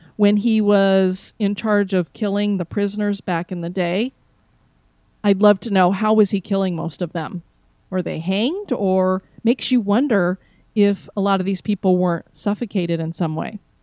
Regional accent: Florida, United States; I am from Florida

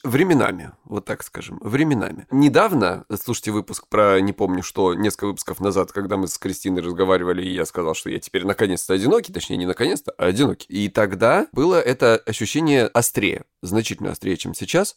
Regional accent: Krasnodar Krai, Russia; я с Кубани

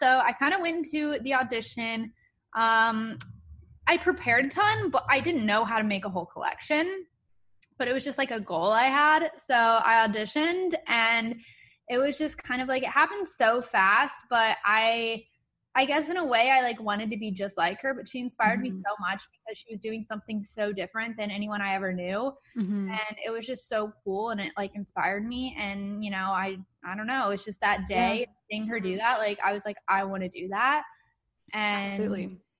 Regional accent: Louisville, Kentucky, United States; When I was in elementary school, I was from Louisville, Kentucky

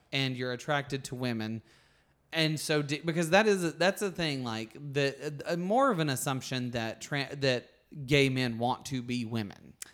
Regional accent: Alabama, United States; moved away as an adult; now in California, United States; I grew up with a lot of things happening in Alabama

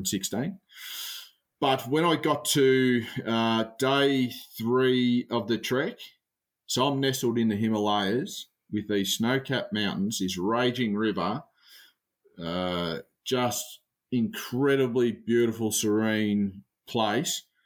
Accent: Australia; being an Aussie bloke

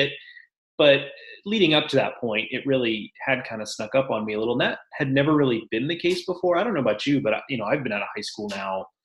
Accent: Houston, Texas, United States; growing up in Houston

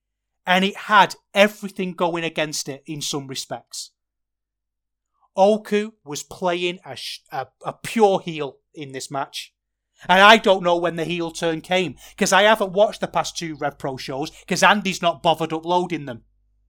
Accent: Manchester, North West England, United Kingdom; And I'm from Manchester. I'm supposed to hate the Scousers. But I don't, because I love Liverpool.

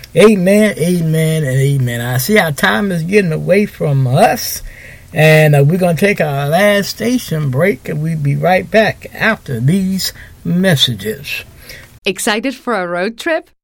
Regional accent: Houston, Texas, United States; I'm from Houston

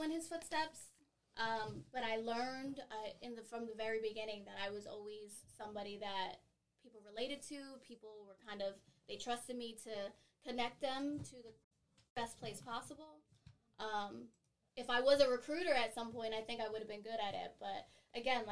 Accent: Philadelphia, Pennsylvania, United States; also born or lived in San Bernardino, California / Long Beach, California / Fontana, California / Massachusetts; I grew up in South Philly

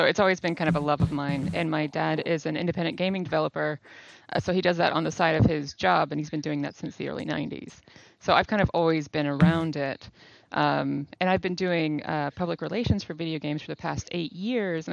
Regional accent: Arkansas, United States; I'm from Arkansas

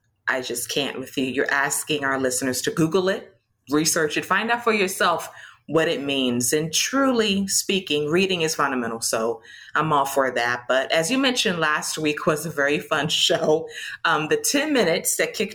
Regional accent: Atlanta, Georgia, United States; from my hometown in Atlanta, Georgia

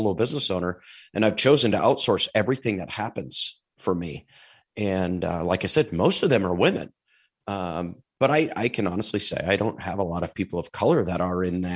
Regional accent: Iowa, United States; moved away as an adult; now in South Dakota, United States; I grew up in Iowa.

